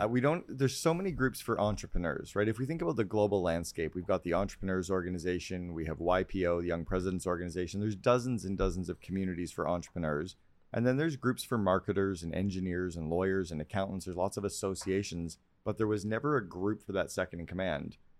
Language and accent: English; Canada; I'm a Canadian kid